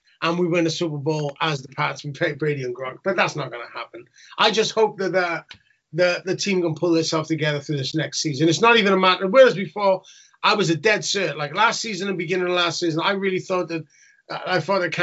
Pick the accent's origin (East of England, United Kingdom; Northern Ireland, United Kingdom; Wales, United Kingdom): Wales, United Kingdom; Newport; in Wales where I grew up in Newport